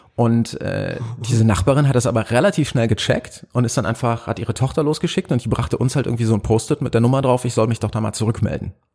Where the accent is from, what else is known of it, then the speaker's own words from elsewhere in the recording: near Cologne, North Rhine-Westphalia, Germany; moved away as an adult; also born or lived in Potsdam / Berlin; ich komme aus NRW, das aus der Nähe von Köln